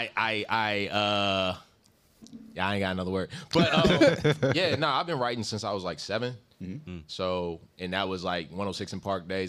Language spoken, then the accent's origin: English; Germany; also born or lived in Kentucky; I'm from Germany, but I'm a military brat who's been all over. So Fort Knox, Radcliffe, Meade County, Louisville.